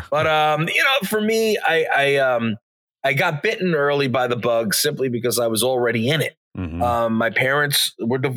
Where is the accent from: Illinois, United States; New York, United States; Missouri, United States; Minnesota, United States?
New York, United States; Long Island; I'm from Long Island, New York